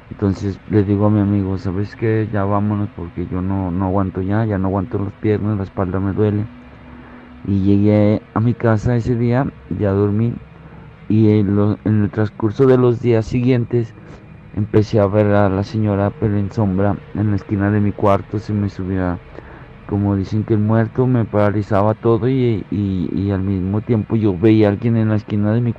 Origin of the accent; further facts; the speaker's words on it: Aguascalientes, Mexico; yo soy de Aguascalientes y nos fuimos caminando un amigo y yo eh, de aquí de la Nizana hacia, hacia San Juan